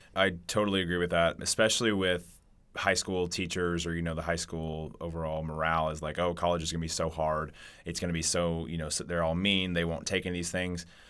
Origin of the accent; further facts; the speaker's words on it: Catoosa, Oklahoma, United States; now in Stillwater, United States; coming from a small town in Catoosa, you know, in Oklahoma, then coming to Stillwater